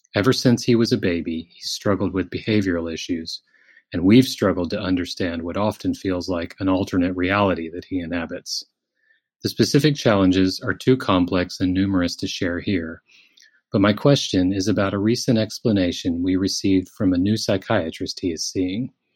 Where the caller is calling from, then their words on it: Netherlands; I'm calling you from the Netherlands